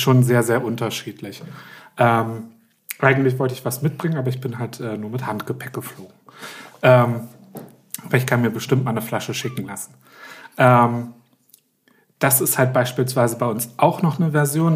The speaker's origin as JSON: {"language": "German", "region": "Berlin", "country": "Germany", "said": "bei uns in Berlin"}